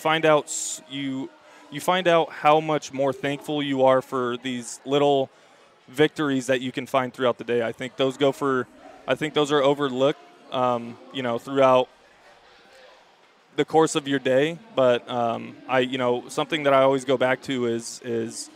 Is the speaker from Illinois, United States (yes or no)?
no; Campbell, California, United States; Growing up in the Bay Area, being an Oakland A's fan myself, and going to Cal